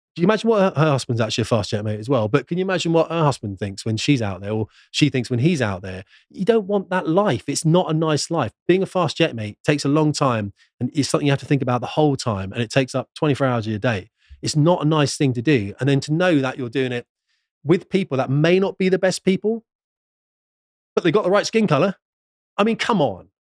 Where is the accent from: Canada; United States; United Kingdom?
United Kingdom; a British man